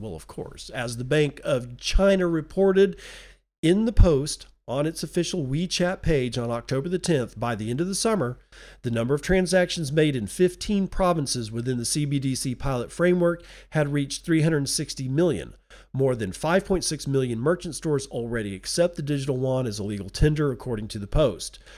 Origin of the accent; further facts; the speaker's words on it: United Kingdom; Being British